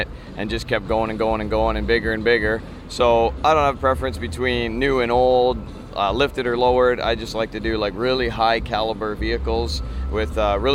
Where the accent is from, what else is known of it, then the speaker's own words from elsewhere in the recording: Ontario, Canada; We're from Ontario, Canada